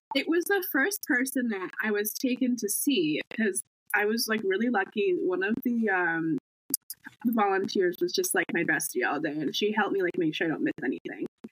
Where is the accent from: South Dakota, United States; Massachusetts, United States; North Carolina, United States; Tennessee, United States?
Massachusetts, United States; Cape Cod; I'm from Cape Cod, Massachusetts